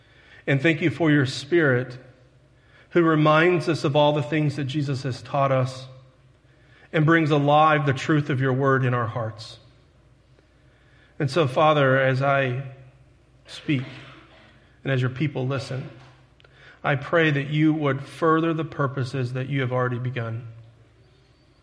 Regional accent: Texas, United States; now in Paragould, United States; See, my Texas, I grew up in Texas, and it took me 2 years to get rid of that accent. And I've been in Paragould long enough, that southern accent's starting to rub off on me.

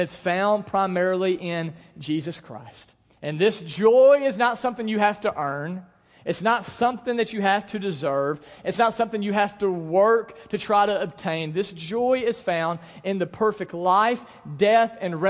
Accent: Paragould, Arkansas, United States; I grew up in Paragould

